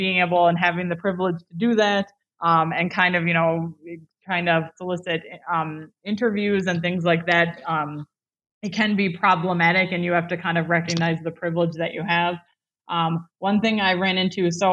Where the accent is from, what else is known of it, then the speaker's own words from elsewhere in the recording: United States; I'm clearly American